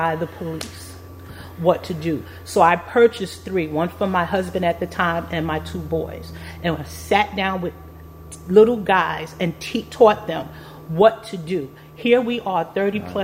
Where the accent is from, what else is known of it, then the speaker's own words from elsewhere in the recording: New York City, New York, United States; moved away as an adult; also born or lived in Brooklyn, New York; now in Herndon, United States; I was born and raised in the Bronx, but I raised my family after getting married in Brooklyn, New York